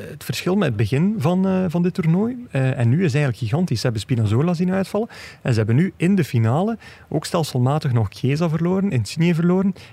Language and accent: Dutch; Belgium; Nou, en we kunnen eigenlijk ook als Belgen zeggen